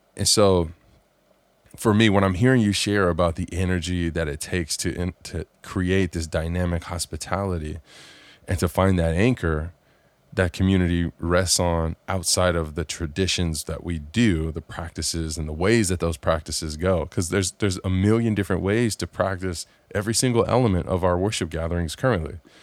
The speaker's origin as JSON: {"language": "English", "region": "Southern California", "country": "United States", "tie": "born or raised there", "said": "I grew up here in Southern California"}